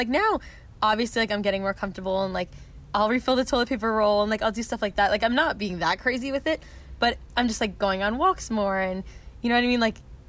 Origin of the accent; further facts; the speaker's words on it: New York, United States; I'm from New York.